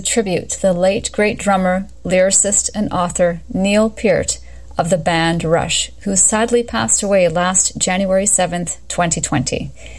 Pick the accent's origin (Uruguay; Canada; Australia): Canada; And as a Canadian, and on behalf of my fellow countrymen